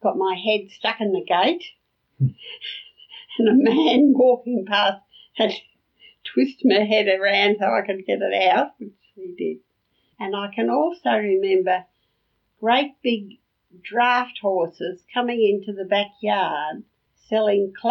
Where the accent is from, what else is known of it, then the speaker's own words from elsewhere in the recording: Brisbane, Queensland, Australia; growing up in that house at Yeronga